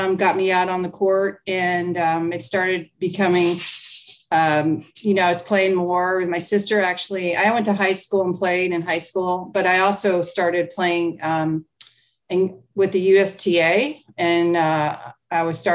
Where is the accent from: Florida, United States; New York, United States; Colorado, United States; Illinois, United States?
Florida, United States; South; I grew up in South Florida